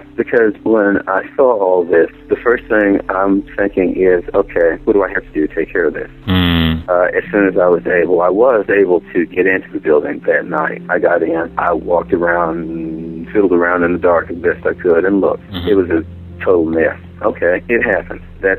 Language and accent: English; Missouri, United States; Yeah, I am from Missouri. Show me.